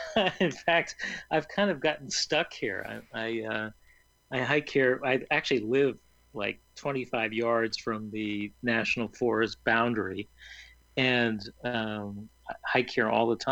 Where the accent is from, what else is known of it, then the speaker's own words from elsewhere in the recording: Pittsburgh, Pennsylvania, United States; moved away as an adult; also born or lived in Boston, Massachusetts; now in New Hampshire, United States; I grew up in Pittsburgh, of all places, okay. And which is nice too. It was great hiking in Pennsylvania, and but I moved to Boston, the Boston area after graduate